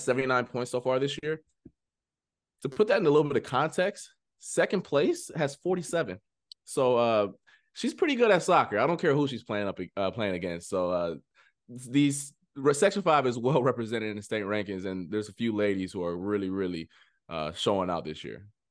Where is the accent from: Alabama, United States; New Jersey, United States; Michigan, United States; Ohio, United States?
Ohio, United States; moved away; I'm from Ohio